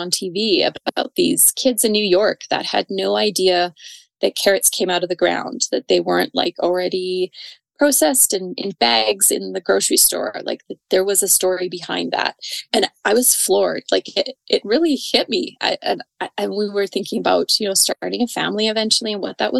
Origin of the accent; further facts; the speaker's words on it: Calgary, Alberta, Canada; now in Didsbury, Canada; I was born and raised in Calgary